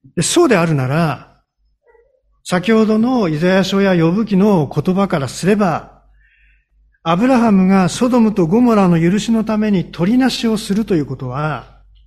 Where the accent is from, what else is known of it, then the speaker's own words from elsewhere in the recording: Hokkaido, Japan; moved away; also born or lived in Honshu; 私は北海道の生まれですんでね、吹雪は、あの、しょっちゅう経験してるんですけれども、こちらに来て、こちらというか本州に移ってからですね